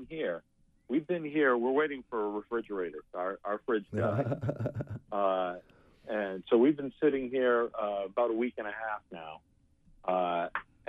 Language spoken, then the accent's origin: English; Sebago Lake, Maine, United States; I grew up boating on Sebago Lake